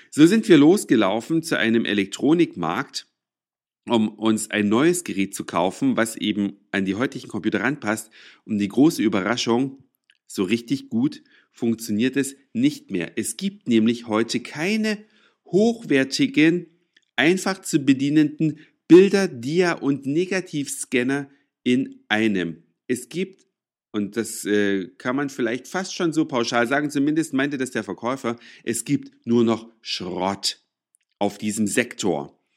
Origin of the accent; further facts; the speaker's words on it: Saxony, Germany; now in Hamburg, Germany; Da, wo ich herkomme, aus Sachsen, da gibt's die Dinger in jedem Laden. In Hamburg schon ein bisschen schwieriger.